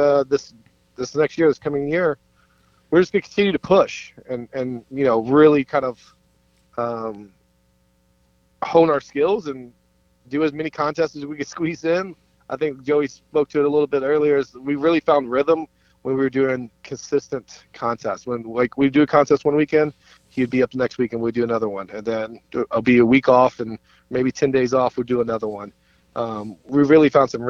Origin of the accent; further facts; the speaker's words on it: Kentucky, United States; also born or lived in New York; now in Minnesota, United States; I'm in Minnesota currently. I'm originally from Kentucky as well